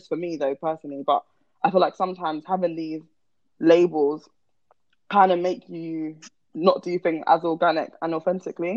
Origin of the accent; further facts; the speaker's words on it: Croydon, London, United Kingdom; I'm from Croydon.